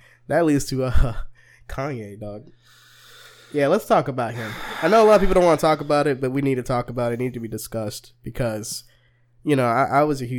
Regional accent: United States; I live in America, but, of course, you know, as African-American

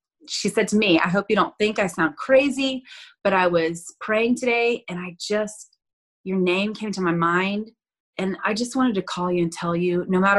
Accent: Florida Panhandle, United States; I'm originally from the Panhandle of Florida. So that's like deep South

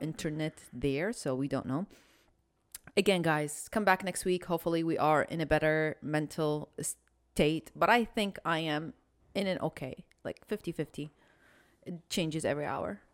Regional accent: Iraq; moved away; I'm from Iraq

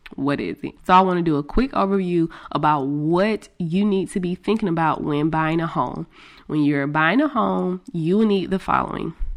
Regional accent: Greenville, United States; since I am from Greenville

